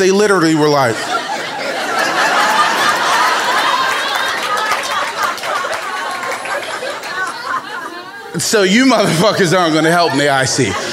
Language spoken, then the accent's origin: English; Baltimore, Maryland, United States; young black man growing up in Baltimore